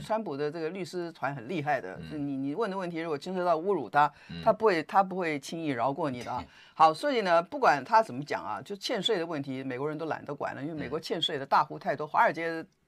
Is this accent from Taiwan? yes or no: yes; Taiwan; 我们台湾人也跟着紧张